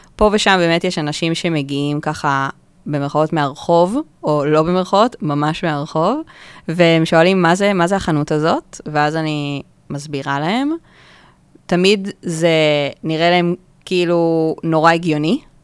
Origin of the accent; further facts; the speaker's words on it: Kfar Saba, Central District, Israel; now in Tel Aviv, Israel; במקור אני מכפר סבא.